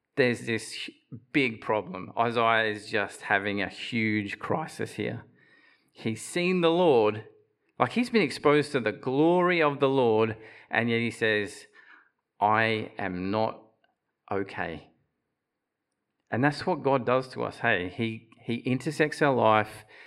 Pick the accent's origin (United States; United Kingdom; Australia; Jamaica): Australia; Bundaberg, Queensland; I grew up in Bundaberg in the revival fellowship there